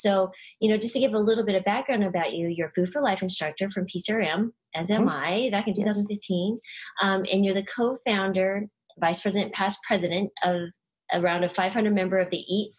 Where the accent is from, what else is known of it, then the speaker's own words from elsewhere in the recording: New Mexico, United States; moved away as an adult; also born or lived in Texas; I grew up in New Mexico, kind of Southwestern, went to medical school in Texas.